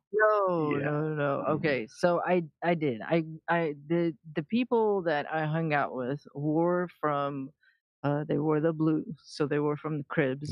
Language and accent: English; Iran; moved away; I was born in the middle of a war uh, between Iran and uh, Iraq